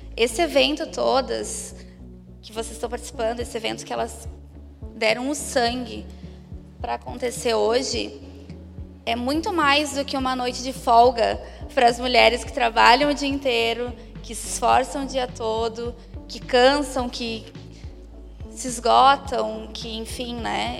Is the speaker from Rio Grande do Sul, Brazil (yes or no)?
yes; Caxias do Sul, Rio Grande do Sul, Brazil; sou do Rio Grande do Sul, gaúcha, de Caxias, na Serra